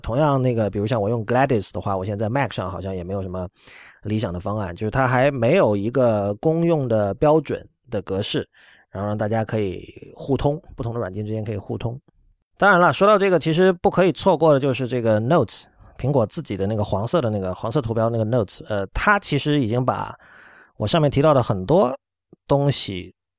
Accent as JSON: {"language": "Chinese", "country": "China", "said": "我们作为中国人来说，嗯，对于真正的激进其实是不陌生的"}